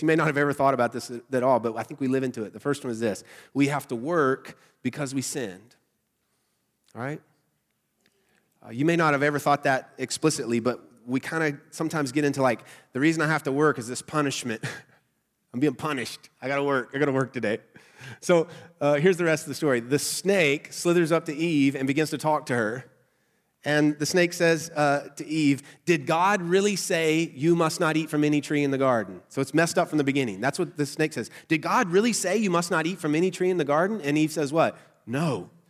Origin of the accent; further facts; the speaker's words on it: Southern United States, United States; accent: nasally Southern; my nasally Southern accent voice